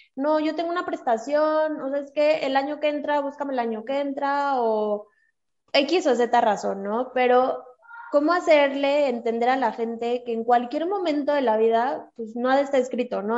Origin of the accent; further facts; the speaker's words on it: Mexico; Somos mujeres mexicanas